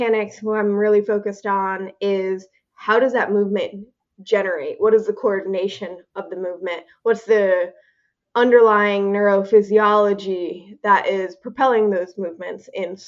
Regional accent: Minnesota, United States; moved away as an adult; also born or lived in North Dakota; I am from Minnesota originally

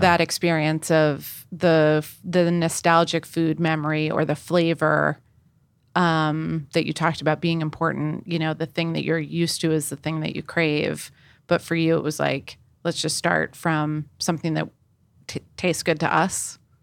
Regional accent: East Coast, United States; I grew up on the East Coast.

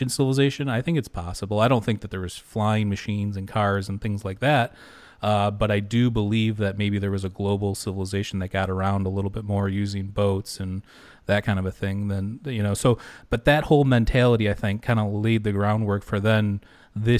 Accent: Michigan, United States; I'm from Michigan

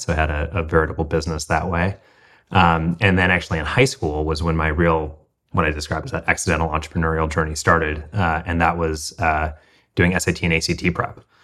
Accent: Midwest, United States; moved away; I grew up middle class in the Midwest

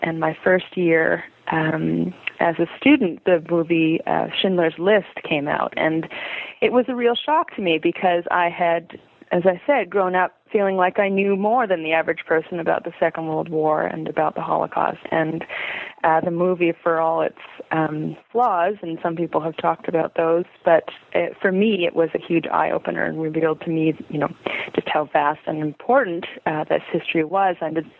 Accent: Montreal, Quebec, Canada; I was born and raised in Montreal, Quebec, Canada, for our international listeners.

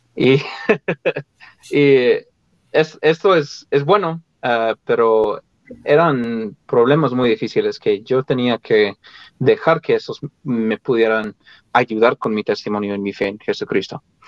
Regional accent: Colorado, United States; moved away as an adult; yo nací en el estado de Colorado, aquí en Estados Unidos, y viví ahí, pues, ah, de, niño, de adolescente, y hasta que me fui a la misión.

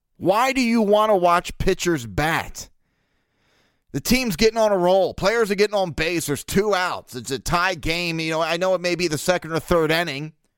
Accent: Baltimore, Maryland, United States; born and raised in Baltimore

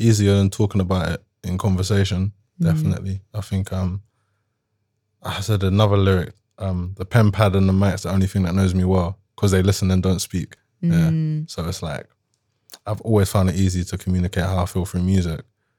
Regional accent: Jamaica; I'm not an Afrobeats artist. I'm Jamaican. I'll make dancehall if anything.

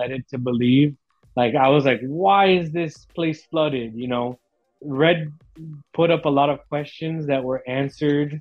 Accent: Miami, Florida, United States; I grew up in Miami

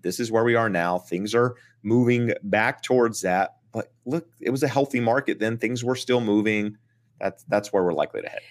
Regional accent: Eastern North Carolina, United States; moved away; I'm from Eastern North Carolina. I'm from a very rural, small town

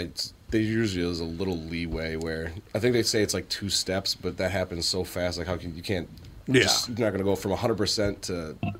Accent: Wisconsin, United States; moved away; I grew up in Wisconsin

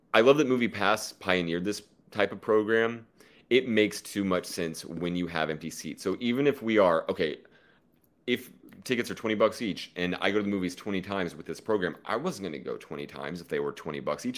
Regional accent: Oklahoma, United States; I'm from Oklahoma

